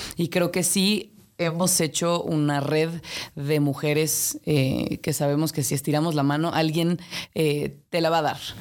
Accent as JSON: {"language": "Spanish", "region": "Mexico City", "country": "Mexico", "tie": "born or raised there", "said": "aquí nací, aquí crecí, de aquí son mis padres"}